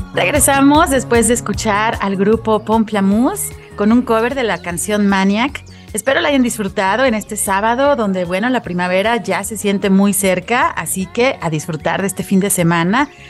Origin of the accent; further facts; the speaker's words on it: Mexico; como mexicanos